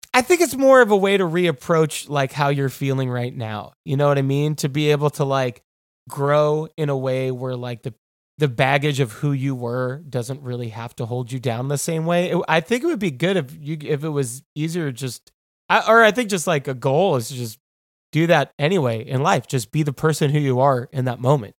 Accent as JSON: {"language": "English", "region": "New York", "country": "United States", "also_born_or_lived": "Athens, Georgia", "moved": "as an adult", "lives_now": "Los Angeles, United States", "said": "I'm from New York, you know? Like, I, I've lived in New York for basically forever"}